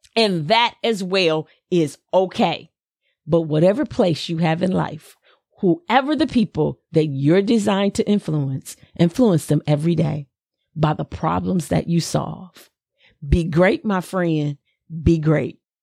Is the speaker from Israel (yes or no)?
no; the South, United States; accent: Southern; my little Southern accent